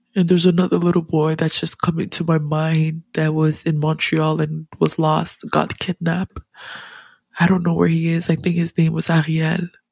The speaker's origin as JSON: {"language": "English", "country": "Ghana", "said": "as a Ghanaian, as an African"}